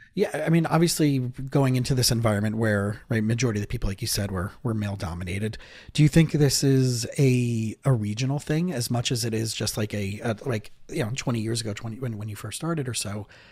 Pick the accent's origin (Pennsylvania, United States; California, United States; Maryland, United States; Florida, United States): Florida, United States; South; also born or lived in Israel; I grew up here in South Florida